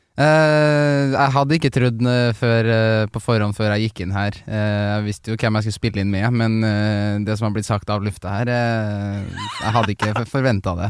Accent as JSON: {"language": "Norwegian", "town": "Trondheim", "region": "Trøndelag", "country": "Norway", "moved": "yes", "said": "der jeg feirer jul, da, hjemme i Trondheim med familien"}